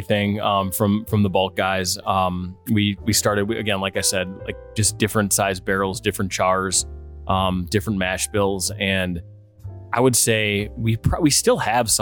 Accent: Oshkosh, Wisconsin, United States; also born or lived in Twin Cities / Denver / Scottsdale / Chicago; now in Milwaukee, United States; growing up in Oshkosh, we would come down to Milwaukee

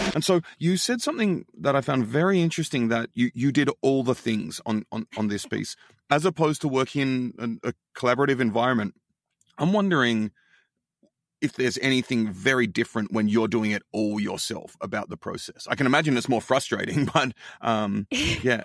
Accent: Australia; now in United States; as an Australian

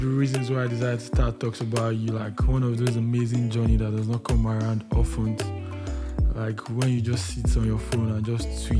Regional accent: Agege, Lagos, Nigeria; I was born in Agege too

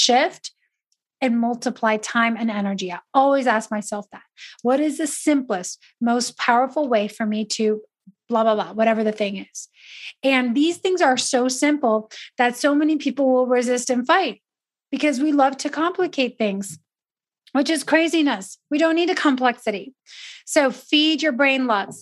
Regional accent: Italy; moved away; I grew up in Italy

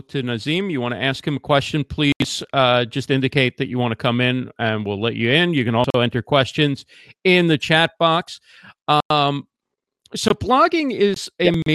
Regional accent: New York area, United States; growing up in the New York area

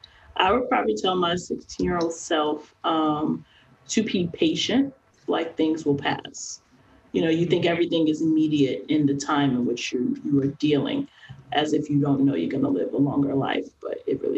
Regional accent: New York, United States; as a New Yorker

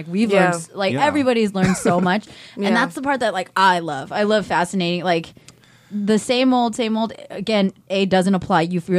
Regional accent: Berkeley, California, United States; also born or lived in Silicon Valley; I grew up in the Bay Area, very specific experience, very like Silicon Valley and then Berkeley. And that's a very specific Asian American experience.

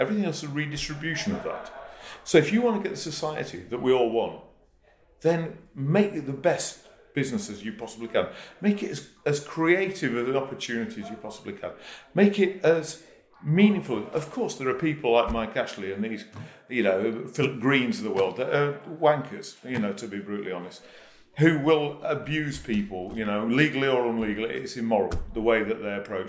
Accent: Yorkshire and the Humber, United Kingdom; moved away; I'm a northerner. I'm from Yorkshire.

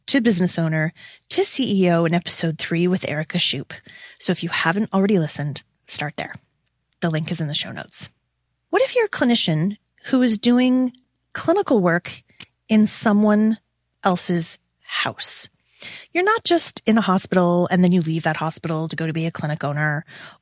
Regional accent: Toronto, Ontario, Canada; my hometown of Toronto, Ontario

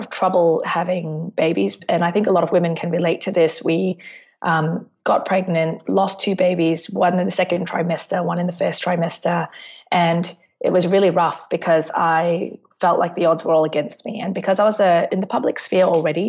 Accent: Singapore; now in Melbourne, Australia; I'm from Melbourne. I am originally from Singapore, but I've lived in Melbourne for the last 18 years of my life

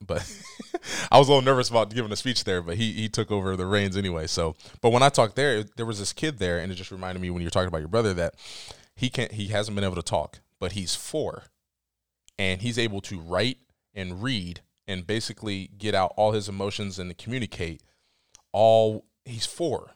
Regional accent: Dover, Ohio, United States; growing up in Dover

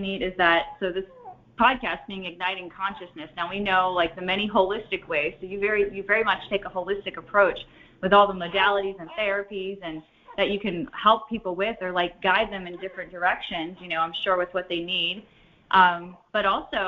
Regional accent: Ohio, United States; moved away; I was born and raised in Ohio

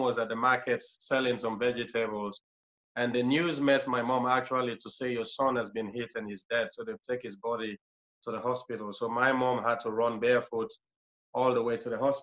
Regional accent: Freetown, Western Area, Sierra Leone; moved away; I was born in a place called Tembe Town, which Tembe Town is one of the worst slum in the capital city, is in Freetown.

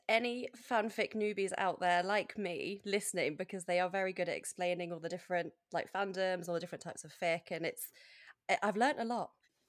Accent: United Kingdom; I am that British person that moans about the summer the first time it happens.

